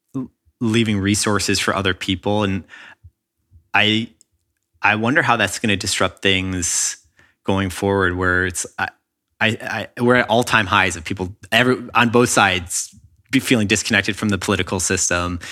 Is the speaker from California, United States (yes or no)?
no; Chicago, Illinois, United States; now in Los Angeles, United States; when I was in public school growing up in Chicago